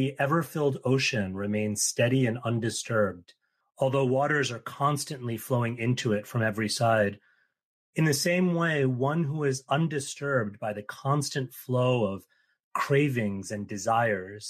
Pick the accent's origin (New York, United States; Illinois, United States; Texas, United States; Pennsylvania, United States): New York, United States; New York City; I grew up in New York City